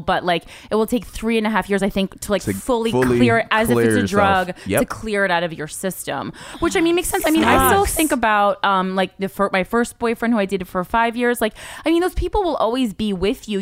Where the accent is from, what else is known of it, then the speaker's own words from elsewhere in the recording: New Jersey, United States; we're both from Jersey